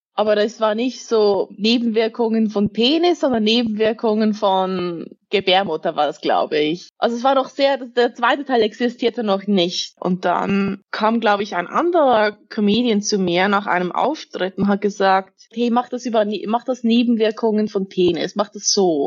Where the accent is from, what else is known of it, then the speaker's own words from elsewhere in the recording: Zug, Switzerland; Ich bin aus Zug. Das ist eine kleine Stadt, so dreißig Minuten mit dem Auto entfernt